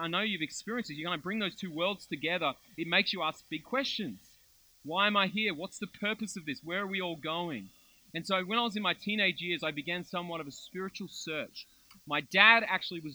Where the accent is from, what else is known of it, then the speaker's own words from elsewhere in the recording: Melbourne, Victoria, Australia; I grew up in Melbourne, lived in Melbourne my whole life